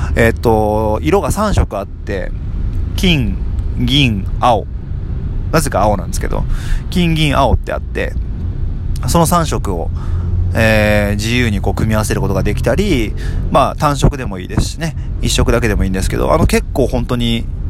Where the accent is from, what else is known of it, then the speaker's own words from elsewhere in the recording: Tokyo, Japan; 僕もですね、あの、東京出身なので